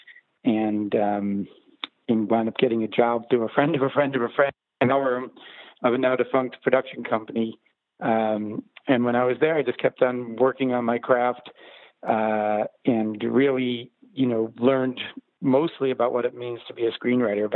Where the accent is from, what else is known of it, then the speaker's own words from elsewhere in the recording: New Rochelle, New York, United States; moved away as an adult; also born or lived in Los Angeles; I'm from New Rochelle, New York, which is a suburb of Manhattan.